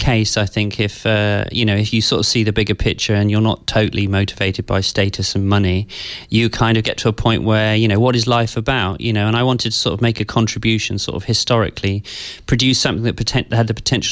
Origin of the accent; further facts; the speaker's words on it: West Country, South West England, United Kingdom; also born or lived in London; from the age of seven onwards, I grew up in the West Country, in, you know, kind of quite a rural environment.